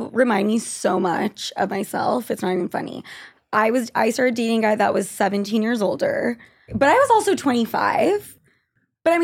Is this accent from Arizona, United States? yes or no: no; Utah, United States; moved away; I'm from Utah.